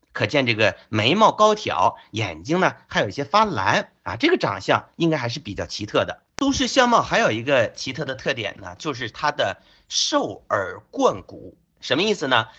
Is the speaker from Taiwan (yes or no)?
no; China; 我们中国人